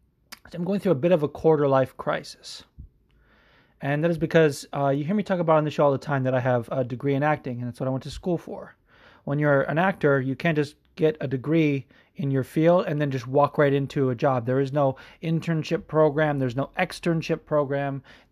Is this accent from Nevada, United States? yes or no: yes; Las Vegas, Nevada, United States; also born or lived in Los Angeles, United States; now in New Jersey, United States; I grew up in Vegas. People always think of me from as being from the West Coast because I live there predominantly